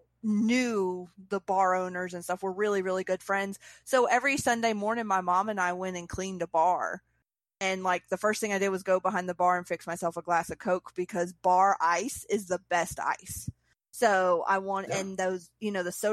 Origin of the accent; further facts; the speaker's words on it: Mississippi, United States; I'm from Mississippi. Mm-hmm. I went to Catholic school in Mississippi